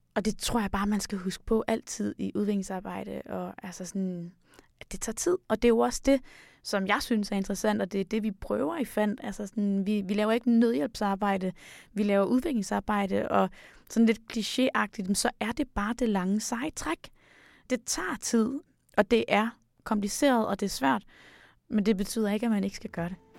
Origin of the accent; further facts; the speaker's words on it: Denmark; vi kommer fra Danmark